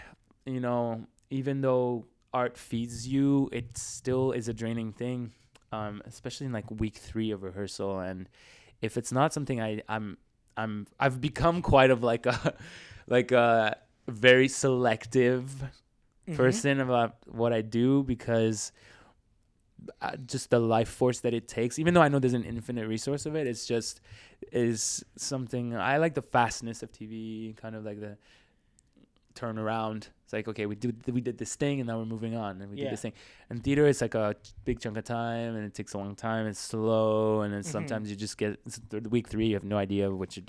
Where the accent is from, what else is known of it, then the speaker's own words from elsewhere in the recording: Switzerland; now in Canada; I came from Switzerland, so I was already like there.